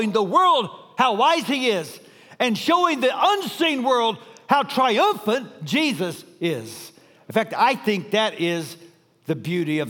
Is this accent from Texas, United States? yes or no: yes; Dallas, Texas, United States; I grew up in Dallas, an incredibly ethnically diverse city